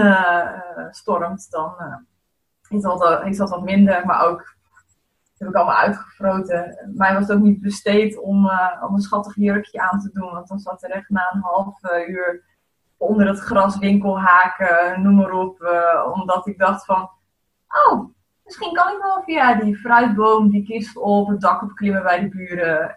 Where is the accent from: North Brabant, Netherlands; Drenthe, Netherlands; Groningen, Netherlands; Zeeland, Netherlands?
Zeeland, Netherlands; ik ben opgegroeid in Zeeland